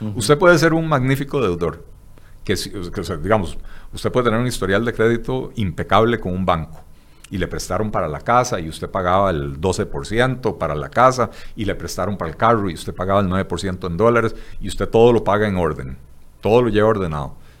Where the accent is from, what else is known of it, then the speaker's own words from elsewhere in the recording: Costa Rica; lo que somos los ticos